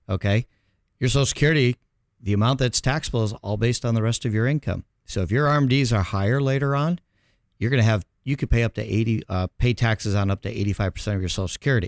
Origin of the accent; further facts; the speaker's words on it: Chicago, Illinois, United States; moved away as an adult; now in Orange County, United States; born and raised in Chicago